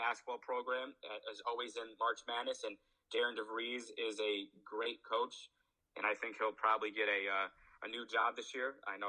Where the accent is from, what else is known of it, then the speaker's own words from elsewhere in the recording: Albany, New York, United States; my hometown of Albany